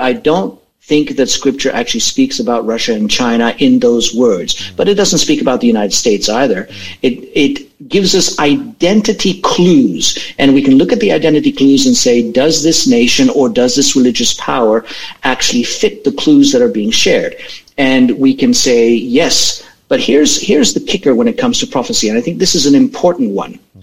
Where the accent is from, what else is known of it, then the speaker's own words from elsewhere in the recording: Australia; we're Australian.